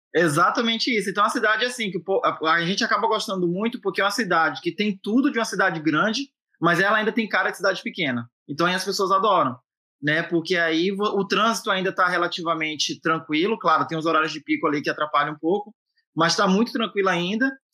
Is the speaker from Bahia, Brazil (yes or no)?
yes; Ilhéus, Bahia, Brazil; moved away as an adult; also born or lived in Jequié, Bahia; now in Boston, United States; Sou baiano, eu, eu, nasci em Jiquié, né, mas eu fui criado lá no Salobrinho, que é um bairro que é onde fica a nossa universidade, que é um bairro de Ilhéus